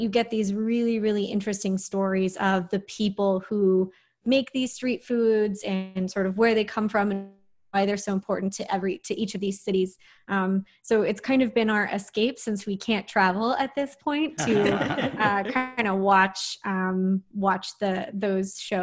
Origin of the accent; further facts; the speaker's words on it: Texas, United States; Growing up in Texas